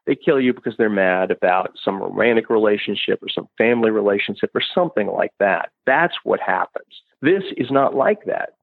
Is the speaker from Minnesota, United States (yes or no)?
no; Carroll County, Indiana, United States; I grew up in Carroll County and lived there my whole life